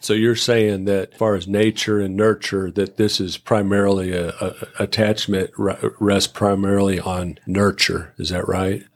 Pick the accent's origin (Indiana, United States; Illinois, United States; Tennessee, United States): Illinois, United States; Shannon; moved away; I'm from Shannon, Illinois. Population eight hundred.